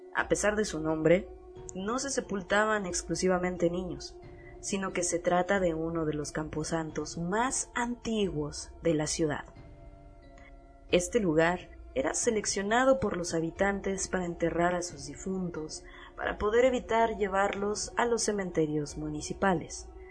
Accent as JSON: {"language": "Spanish", "country": "Mexico", "said": "en mi país"}